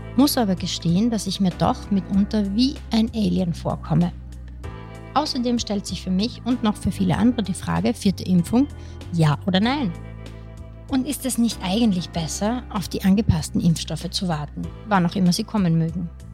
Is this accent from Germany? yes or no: no; Austria; Bei uns in Österreich